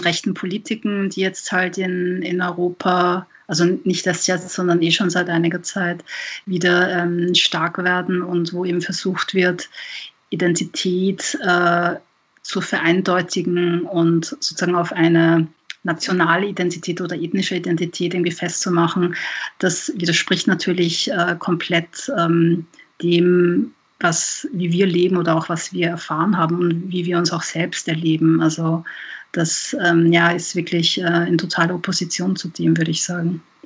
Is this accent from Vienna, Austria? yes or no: yes; Vienna, Austria; ich bin in Wien geboren und aufgewachsen